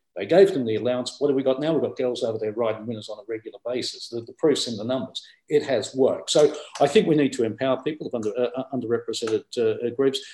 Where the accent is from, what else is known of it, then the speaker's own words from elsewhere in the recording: Australia; now in United Kingdom; I was born in Australia